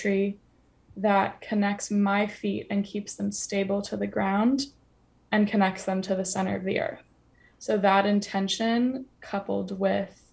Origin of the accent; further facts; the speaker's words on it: United States; moved away as an adult; now in London, United Kingdom; being American